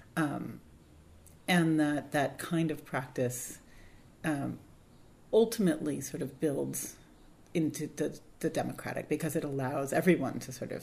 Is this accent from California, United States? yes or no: yes; Berkeley, California, United States; growing up in Berkeley in the 70s and 80s